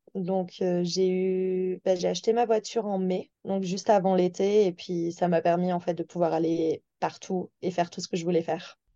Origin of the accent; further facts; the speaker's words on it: Toulouse, Occitania, France; moved away as an adult; now in Lake Louise, Canada; je viens de Toulouse, une, qui est une assez grande ville